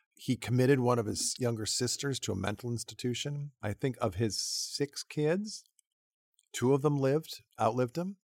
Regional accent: New England, United States; I grew up in New England

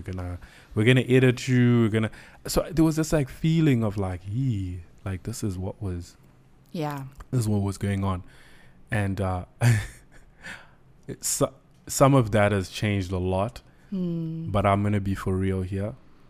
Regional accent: Zimbabwe; We come from Zim. So I know that there's a certain way we can think when we come from that kind of background.

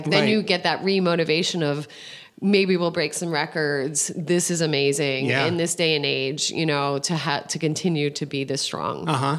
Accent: New Jersey, United States; suburb, right outside of the city, near Montclair and Verona. Those are more familiar cities in that area. But I was born in Jersey City, so I'm 100%.

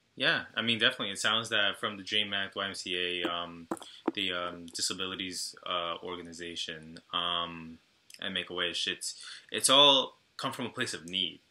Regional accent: Brentwood, New York, United States; I'm Ecuadorian and Guatemalan myself, but um, you know, I grew up in a very Salvadoran town on Long Island

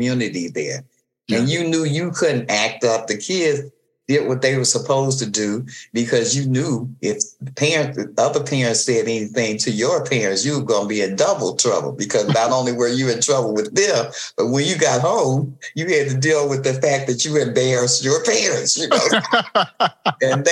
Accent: Detroit, Michigan, United States; we grew up in Detroit

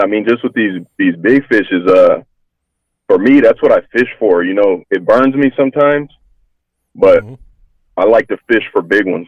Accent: Hayward, California, United States; also born or lived in Fremont, California; I grew up in Hayward originally. Uh, junior high, we moved to Fremont

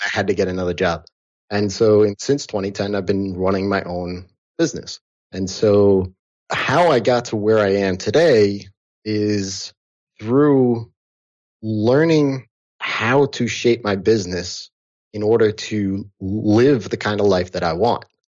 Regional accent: outside of New York, United States; I grew up here in outside of New York. I've lived in New York City

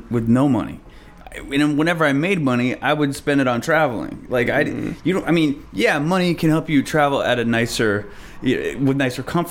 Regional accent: Omaha, Nebraska, United States; moved away; also born or lived in New York City; I grew up in Nebraska, Omaha, Nebraska

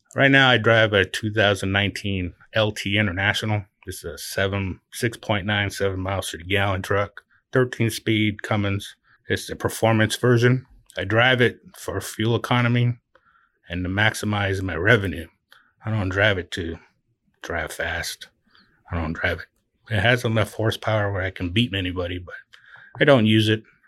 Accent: Oahu, Hawaii, United States; also born or lived in California / Utah; now in Branson, Missouri, United States; I'm from Oahu

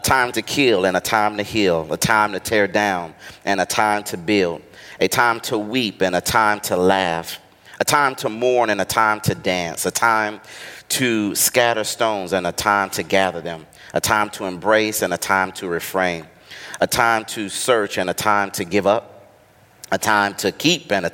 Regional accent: Atlanta, Georgia, United States; I am from Atlanta, Georgia

